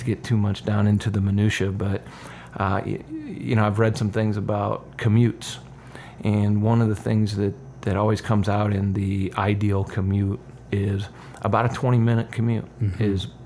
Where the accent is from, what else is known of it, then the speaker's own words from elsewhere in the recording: Parkersburg, Iowa, United States; I grew up in Parkersburg